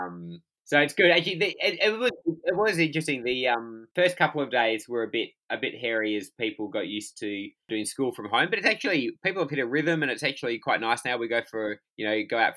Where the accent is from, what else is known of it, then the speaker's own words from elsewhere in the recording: Perth, Western Australia, Australia; also born or lived in Albany, Western Australia; I'm talking to you from Perth in Western Australia, which is home. And I was born in Albany, which is about 400 kilometres south of here. And my parents still live down there, but we did high school and university up here